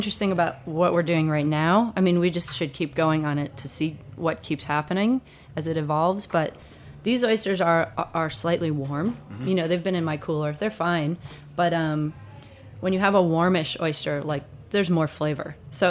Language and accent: English; New England, United States; But you know, I'm from New England, so some of the traditions that we find we have, which we think are so interesting and new, are really just like Scottish or British traditions.